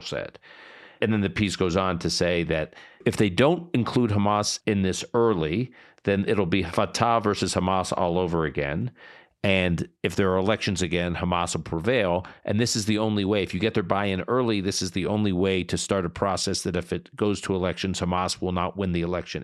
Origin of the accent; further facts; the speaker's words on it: United States; as an American and as a Zionist